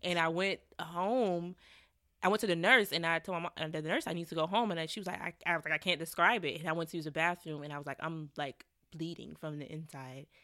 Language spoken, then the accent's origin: English; Savannah, Georgia, United States; moved away as an adult; also born or lived in Atlanta; now in New York, United States; it was a lot of violence going on in my hometown